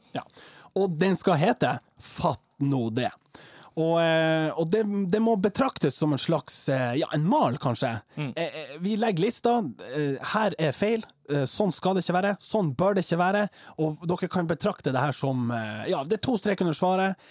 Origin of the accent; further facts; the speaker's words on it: Troms, Norway; jeg er fra Stakkevollan